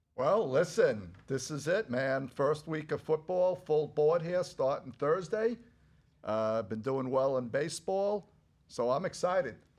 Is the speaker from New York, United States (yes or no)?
yes; New York, United States; I'm a New Yorker